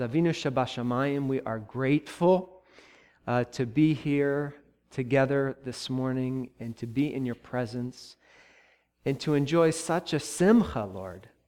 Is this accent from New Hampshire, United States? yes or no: no; Columbus, Ohio, United States; moved away; my hometown, the place where I grew up and where I went to college